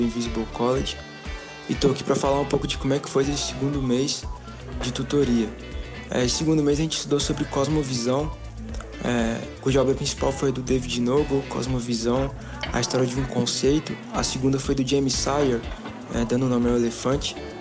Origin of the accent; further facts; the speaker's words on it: Belo Horizonte, Minas Gerais, Brazil; sou de BH